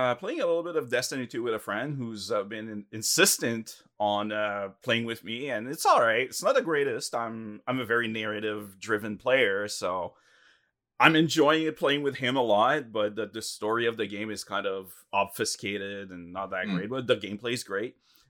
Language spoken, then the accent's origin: English; Canada